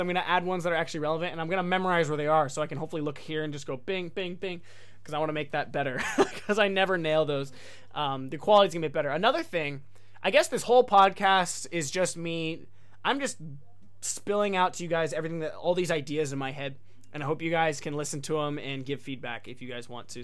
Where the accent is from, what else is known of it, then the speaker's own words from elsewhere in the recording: United States; moved away as an adult; also born or lived in Japan; me coming as an American, which was kind of a rarity